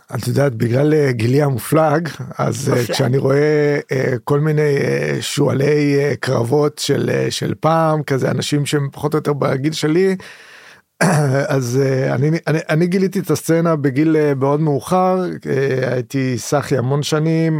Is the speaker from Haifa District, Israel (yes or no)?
yes; Haifa, Haifa District, Israel; אני גדלתי בחיפה